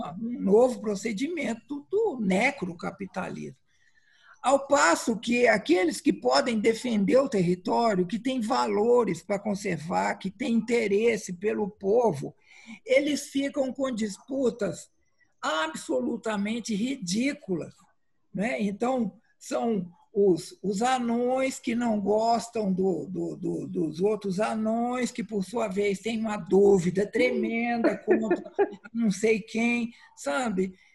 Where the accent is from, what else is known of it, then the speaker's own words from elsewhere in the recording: Minas Gerais, Brazil; moved away; lá em Minas, de onde eu venho